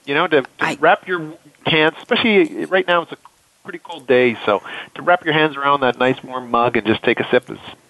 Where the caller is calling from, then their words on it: Waterloo, Ontario, Canada; So I am calling in from Waterloo, Ontario, Canada.